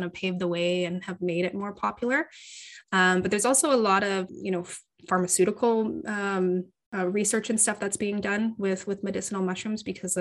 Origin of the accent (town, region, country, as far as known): Canada; born or raised there